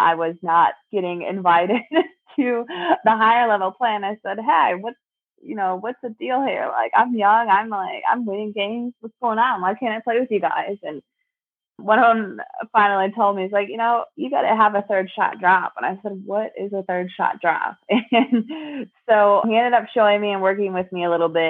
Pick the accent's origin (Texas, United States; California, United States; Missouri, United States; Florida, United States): Missouri, United States; Springfield; my hometown